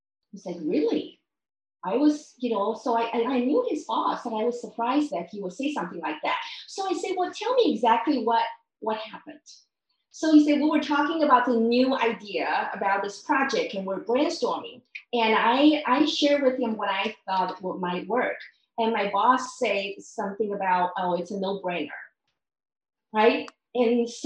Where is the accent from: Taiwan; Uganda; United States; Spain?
Taiwan; I grew up in Taiwan